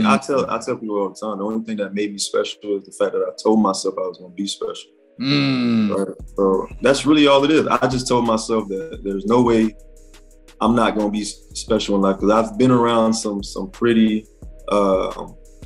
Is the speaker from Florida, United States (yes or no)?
yes; Miami, Florida, United States; moved away as an adult; also born or lived in Atlanta, Georgia; I'm from Miami